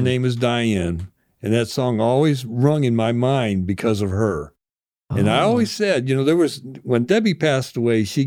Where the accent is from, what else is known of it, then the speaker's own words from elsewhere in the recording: Rittman, Ohio, United States; also born or lived in Akron; now in Canton, United States; growing up in Rittman, playing sports in Rittman, playing music in Rittman